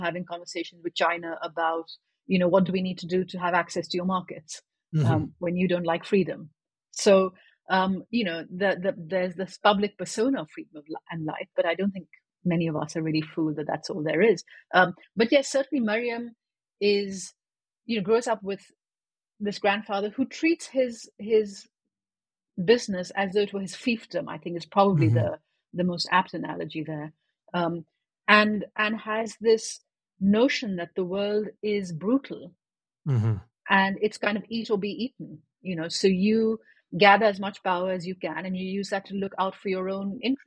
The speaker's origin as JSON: {"language": "English", "country": "Pakistan", "tie": "born or raised there", "said": "I was growing up in Pakistan"}